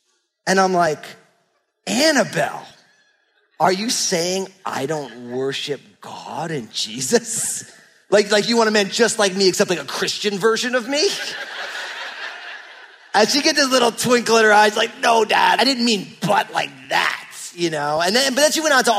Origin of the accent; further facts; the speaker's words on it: New Jersey, United States; moved away as an adult; now in Pacific Northwest, United States; I grew up in New Jersey